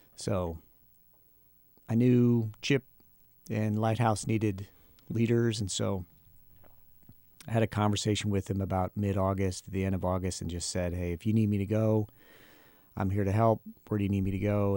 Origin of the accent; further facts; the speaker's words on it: Akron, Ohio, United States; moved away as an adult; also born or lived in Huntington, Indiana; we are both from Akron, Ohio